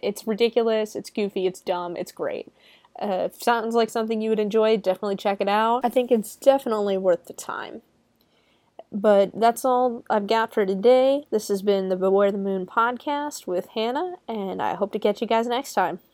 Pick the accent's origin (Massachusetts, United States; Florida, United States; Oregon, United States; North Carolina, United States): Florida, United States; I'm from Florida